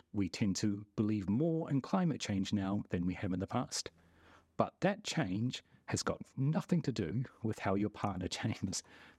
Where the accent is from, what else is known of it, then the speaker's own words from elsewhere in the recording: New Zealand; oh, if you grew up in New Zealand and I'm from New Zealand, that doesn't count as us being similar because look around us.